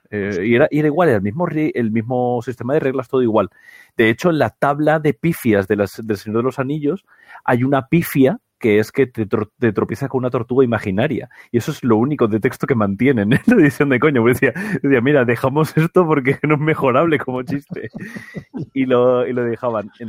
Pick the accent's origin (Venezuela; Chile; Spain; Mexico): Spain; Canary Islands; yo soy canario